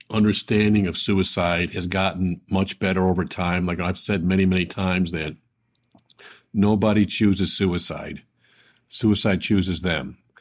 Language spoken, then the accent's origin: English; Buffalo, New York, United States; growing up in Buffalo